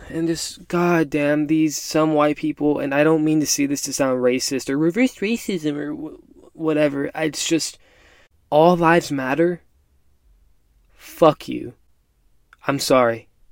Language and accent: English; United States; I'm a first generation Mexican American. Mom and dad both born and raised in Mexico, both immigrated to the US